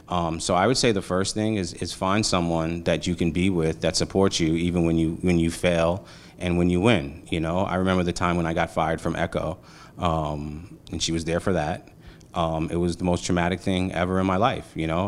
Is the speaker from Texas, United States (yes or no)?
no; New York City, New York, United States; also born or lived in Montclair / Atlanta; I'm a Brooklyn kid, five four team in Row Street, crack epidemic, Bed Stuy, you know what I mean? One, one avenue off of Gates Ave, you know, like, I'm from Brooklyn